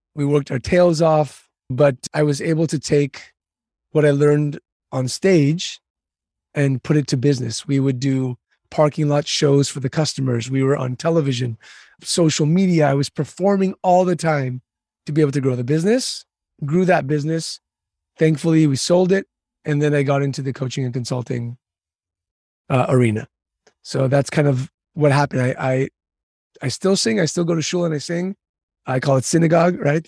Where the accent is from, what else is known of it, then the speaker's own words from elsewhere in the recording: San Diego, California, United States; also born or lived in Istanbul, Turkey; I was born in Istanbul, Turkey, moved to San Diego when I was about two years old and grew up here